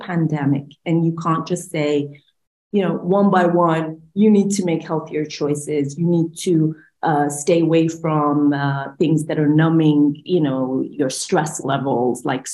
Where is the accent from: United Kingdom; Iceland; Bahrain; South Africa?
Bahrain; I'm from Bahrain, so I'm from the GCC